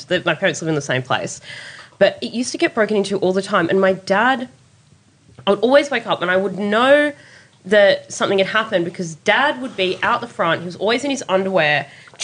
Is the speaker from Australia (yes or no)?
yes; Sydney, New South Wales, Australia; I grew up in the Inner West in Annandale